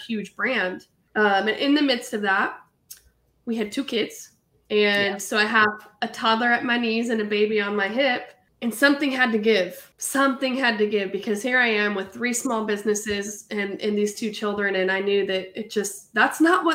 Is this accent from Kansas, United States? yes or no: no; Hanford, California, United States; moved away as an adult; also born or lived in Fresno, California; now in Raleigh, United States; I was actually raised in a small little farm town called Hanford, which is about 45 minutes south of Fresno